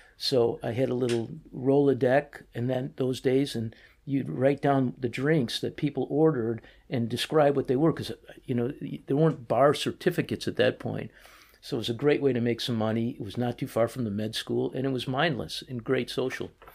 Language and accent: English; Chicago, Illinois, United States; moved away as an adult; also born or lived in New Orleans / Winston-Salem, North Carolina; now in Boston, United States; Born and raised in Chicago, a small part of Chicago called East Rogers Park, so right off of the Lake Michigan